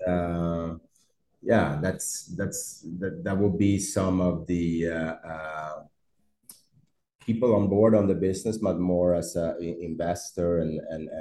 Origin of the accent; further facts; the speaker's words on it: Stockholm, Stockholm County, Sweden; moved away as an adult; now in Brazil; I'm from Sweden. I'm from Stockholm. Where I grew up, it was snow